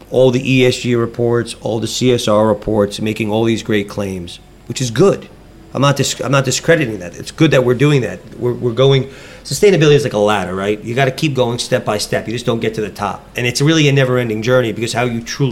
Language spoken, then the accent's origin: English; New York, United States; I grew up in New York, so I've been a New Yorker my whole life.